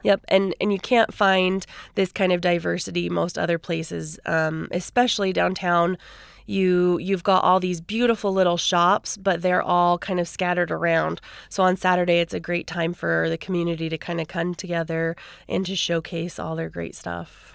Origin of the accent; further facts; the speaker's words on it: Seattle, Washington, United States; also born or lived in Idaho; now in Idaho Falls, United States; I'm originally from Seattle